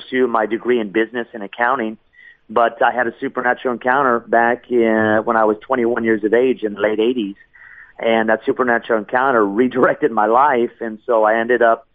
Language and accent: English; Los Angeles, California, United States; also born or lived in Seattle, Washington; I grew up in Los Angeles, California